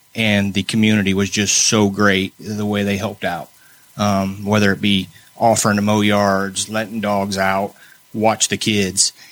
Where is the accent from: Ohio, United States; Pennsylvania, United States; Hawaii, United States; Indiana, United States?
Indiana, United States; Muncie; moved away as an adult; now in New Castle, United States; I'm originally from Muncie, Indiana. We moved here about mm, 20 years ago uh, to Newcastle